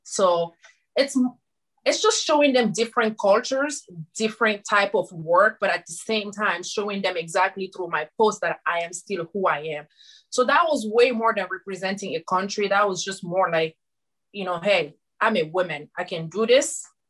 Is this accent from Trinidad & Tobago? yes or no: no; Guinea; moved away as an adult; now in United States; I am from Guinea, West Africa, like you said. And when I moved in the United States back in 2013